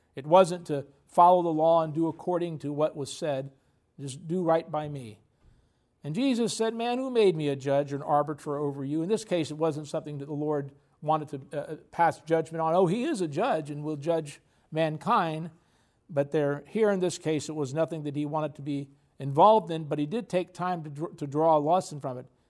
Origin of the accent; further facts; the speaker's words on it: United States; we're very patriotic. We're American.